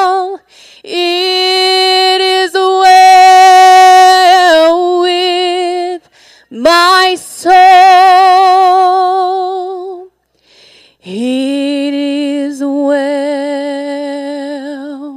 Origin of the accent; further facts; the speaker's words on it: South Mississippi, United States; accent: South Mississippi; The accent is from South Mississippi.